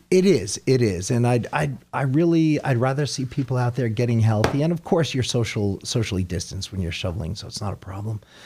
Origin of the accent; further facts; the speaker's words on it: Sugarloaf, United States; when I was a little boy here, uh, where I grew up in Sugarloaf